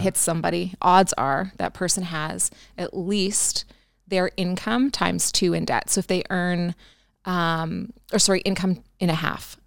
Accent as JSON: {"language": "English", "country": "Canada", "said": "I'm a Canadian girl"}